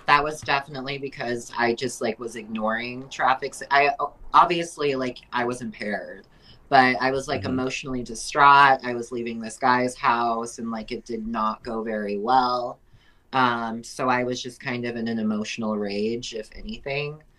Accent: Prescott Valley, Arizona, United States; also born or lived in Pontiac, Michigan; my family moved out here when I was just over one years old. I've lived in Prescott Valley almost my entire life, so I'm from Prescott.

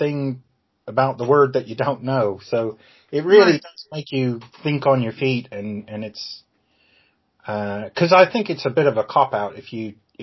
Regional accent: Ohio, United States; moved away as an adult; also born or lived in Georgia / Okinawa; now in England; I grew up in Ohio, actually, because I'm American, but I live in England.

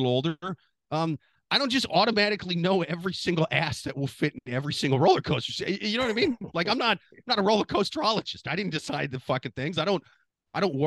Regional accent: Midwest, United States; as a Midwesterner

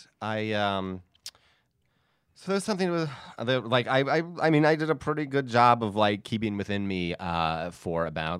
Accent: Upstate New York, United States; born or raised there; moved away

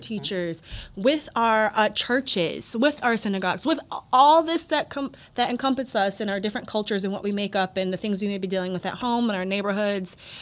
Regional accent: Chicago, Illinois, United States; now in Columbus, United States; I'm from the Chicago area

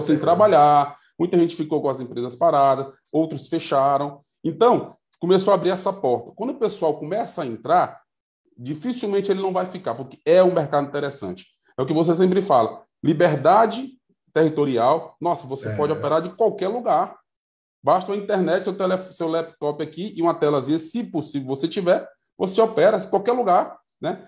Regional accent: Piauí, Brazil; até mesmo aqui no Piauí, é, de onde eu sou, nós, Nordeste

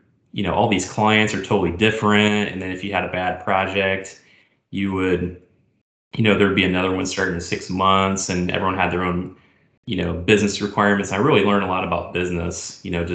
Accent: Indiana, United States; moved away as an adult; also born or lived in Chicago; I grew up in Indiana

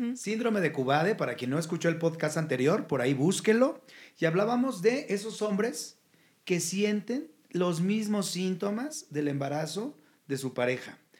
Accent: Jalisco, Mexico; yo soy del estado de Jalisco

